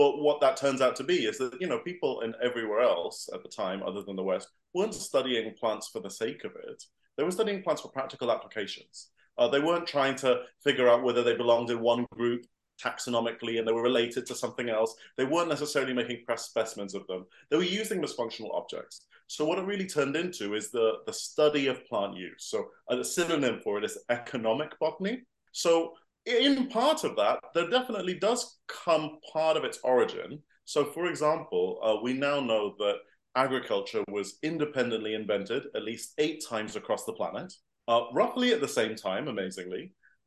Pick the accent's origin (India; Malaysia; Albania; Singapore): Singapore; also born or lived in Ecuador; now in London, United Kingdom; I grew up in Singapore. So, and I've lived to a bunch of different countries since then, places like Ecuador